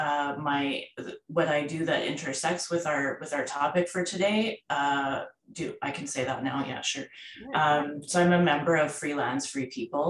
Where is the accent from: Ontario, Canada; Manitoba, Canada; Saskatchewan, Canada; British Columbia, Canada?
Manitoba, Canada; Winnipeg; now in Edmonton, Canada; I'm originally from Winnipeg, Manitoba